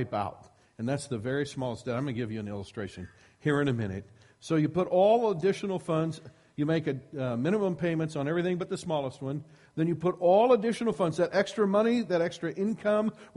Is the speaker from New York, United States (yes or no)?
no; Iowa, United States; I grew up in Iowa, and one of the things that we got in Iowa was lots of snow